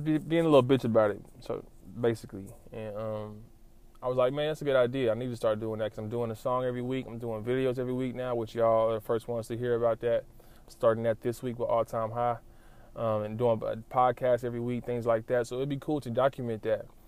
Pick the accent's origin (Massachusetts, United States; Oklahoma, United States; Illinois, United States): Oklahoma, United States; Lawton; I'm from Lawton